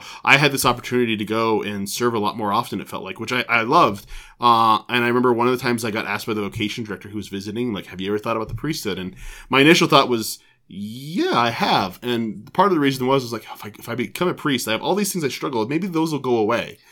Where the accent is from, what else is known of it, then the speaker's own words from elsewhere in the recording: Broomfield, Colorado, United States; also born or lived in Oregon; I grew up in Broomfield, Colorado, mm-hmm. um, and so I, you know, went to school there. Went to graduate at Broomfield High School